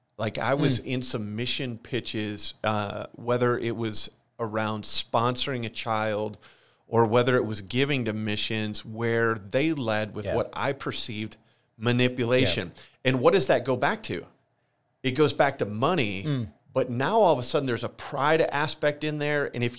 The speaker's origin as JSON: {"language": "English", "town": "Holland", "region": "Michigan", "country": "United States", "tie": "born or raised there", "said": "Church I grew up at in Holland, Michigan, Central Wesleyan. The family I grew up in, a great Christian home."}